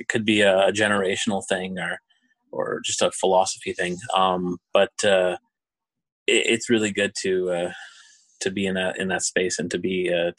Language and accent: English; Montreal, Quebec, Canada; born there; now in Thunder Bay, Canada; Well, I was born in Montreal, and as you mentioned, I'm currently working in Thunder Bay.